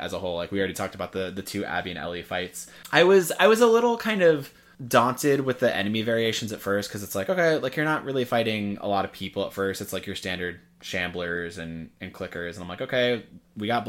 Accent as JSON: {"language": "English", "region": "Washington", "country": "United States", "said": "I'm from Washington"}